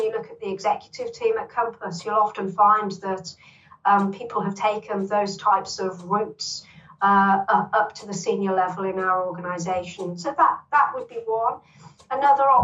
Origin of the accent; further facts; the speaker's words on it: Birmingham, West Midlands, United Kingdom; I grew up in Longbridge in Birmingham, which Longbridge, is where Longbridge Car Plant was, on the outskirts of Birmingham, very working